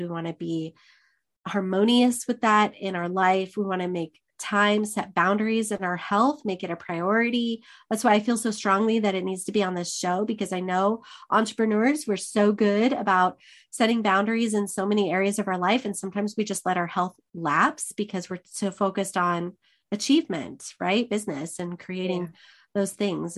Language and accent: English; Arizona, United States; all my life growing up in Arizona